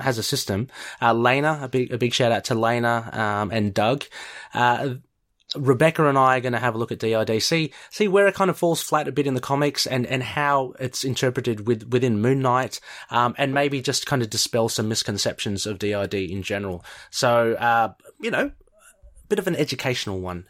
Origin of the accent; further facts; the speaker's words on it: Australia; being Australian